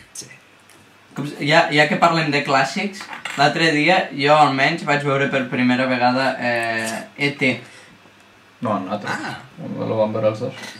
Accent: Barcelona, Catalonia, Spain; a mi quan me pregunten d'on sóc, sempre dic de Barcelona

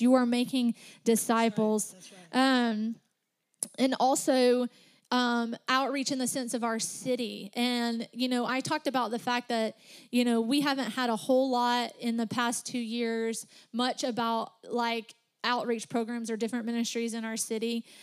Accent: Alabama, United States; accent: Southern; We're all from Tennessee. I'm just from Alabama

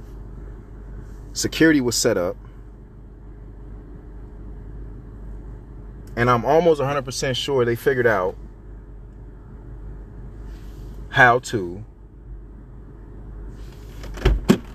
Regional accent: United States; As an American civilian

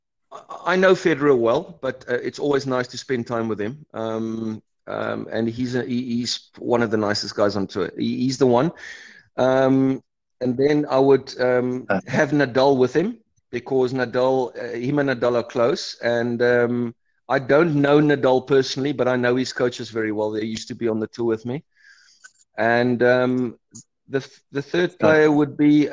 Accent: Cape Town, Western Cape, South Africa; moved away as an adult; also born or lived in Johannesburg area; now in Pecanwood Golf Estate, South Africa; I grew up in Cape Town

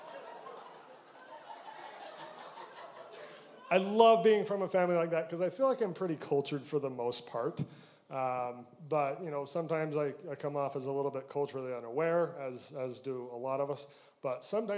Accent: Utah, United States; I'm from Utah, and pretty stereotypical Utah family. Grow up, go on a mission, come home, get married

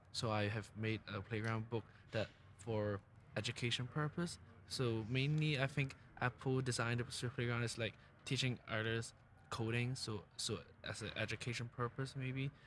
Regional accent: Hong Kong; moved away; I'm from Hong Kong

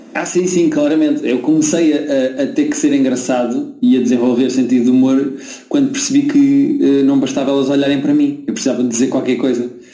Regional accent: Lisbon, Portugal; accent: Lisbon accent; eu também tenho destaque, não é? Tenho destaque de Lisboa.

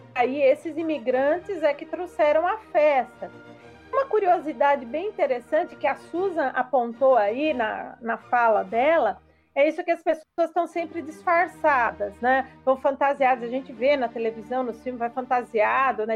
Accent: Brazil; nós, como brasileiros, como falantes da língua portuguesa

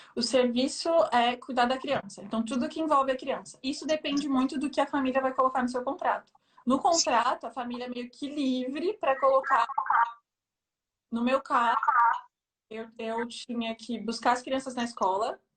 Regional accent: São Paulo, Brazil; moved away as an adult; now in Versailles, France; Eu sou de São Paulo, da Zona Leste de São Paulo

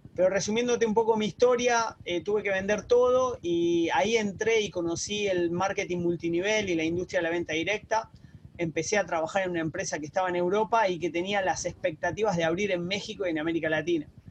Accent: Argentina; moved away as an adult; also born or lived in Barcelona, Spain; now in Uruguay; te saludo de Uruguay, yo soy argentino

